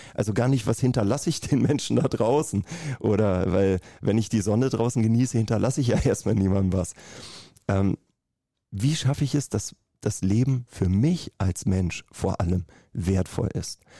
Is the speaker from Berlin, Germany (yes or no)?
yes; Berlin, Germany; ich komme aus Berlin